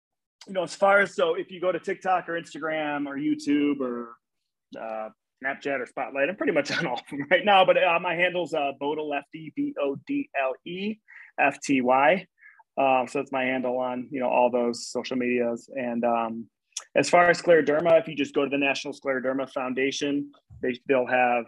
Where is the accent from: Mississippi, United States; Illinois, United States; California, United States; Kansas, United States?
Illinois, United States; Chicago; moved away; I'm from Chicago.